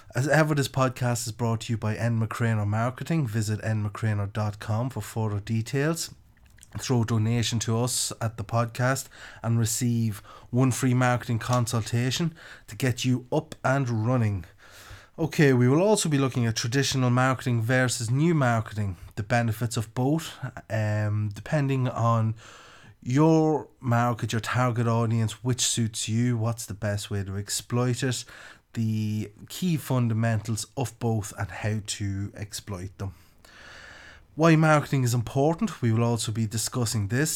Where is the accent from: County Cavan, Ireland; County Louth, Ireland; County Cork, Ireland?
County Louth, Ireland; accent: country; also born or lived in Copenhagen, Denmark; I'm from County Louth in, uh, the Republic of Ireland